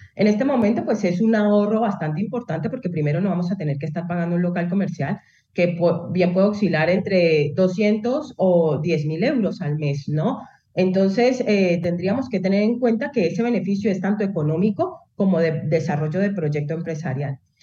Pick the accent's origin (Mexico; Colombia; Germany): Colombia; moved away as an adult; now in Spain; yo soy colombiana de origen, ¿no? Entonces, cuando a mí me tocó, yo, yo me vine por estudios, a hacer mis estudios de posgrado